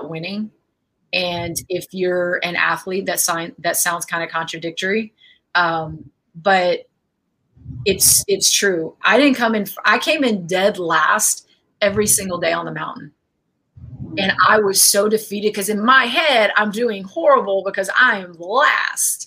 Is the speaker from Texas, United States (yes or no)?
yes; an hour south of San Antonio, Texas, United States; My hometown is like an hour south of San Antonio